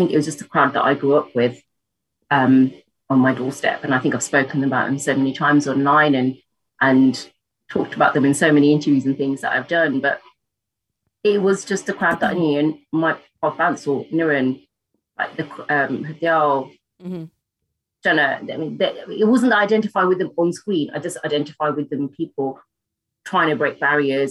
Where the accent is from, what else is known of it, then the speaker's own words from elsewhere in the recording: United Kingdom; us as British women growing up in Britain